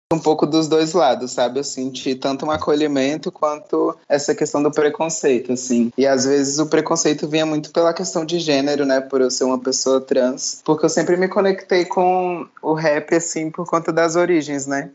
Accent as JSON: {"language": "Portuguese", "town": "Gama", "region": "Federal District", "country": "Brazil", "tie": "born or raised there", "also_born_or_lived": "Santa Maria, Federal District", "said": "eu nasci no Gama, que é uma cidade aqui, satélite do Distrito Federal"}